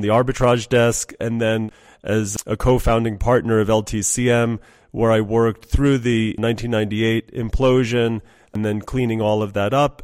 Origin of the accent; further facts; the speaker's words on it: United States; moved away; also born or lived in New York / Iran / London; I grew up in the States